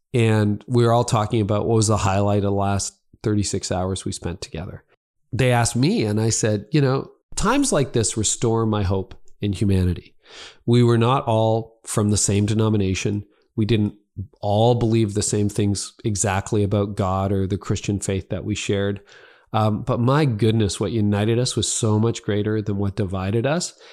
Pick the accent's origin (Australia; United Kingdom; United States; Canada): Canada; Midland, Ontario; my hometown of Midland